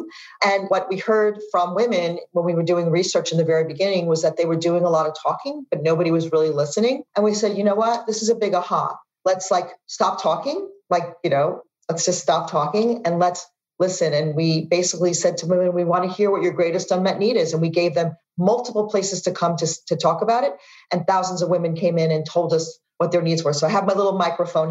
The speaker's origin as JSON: {"language": "English", "region": "New York", "country": "United States", "moved": "yes", "said": "as a New Yorker"}